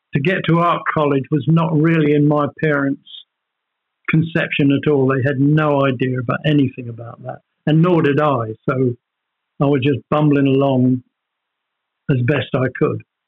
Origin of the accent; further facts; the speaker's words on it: Norfolk, East of England, United Kingdom; the village I was born in, I grew up in in Norfolk, where my parents moved